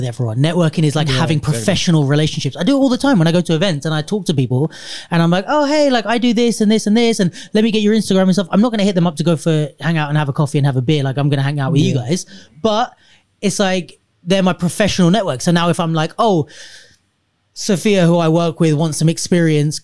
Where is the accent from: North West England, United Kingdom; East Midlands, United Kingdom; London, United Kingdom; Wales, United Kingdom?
London, United Kingdom; I was born in London.